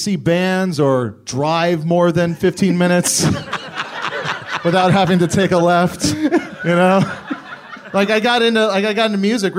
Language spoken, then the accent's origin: English; Kailua, Hawaii, United States; moved away; I grew up in the town of Kailua, which is on the windward side.